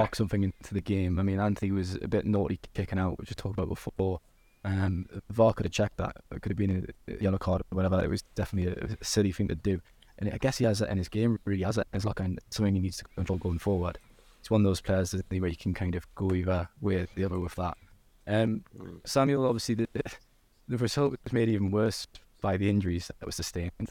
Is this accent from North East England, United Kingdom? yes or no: yes; Newcastle upon Tyne, North East England, United Kingdom; I am from Newcastle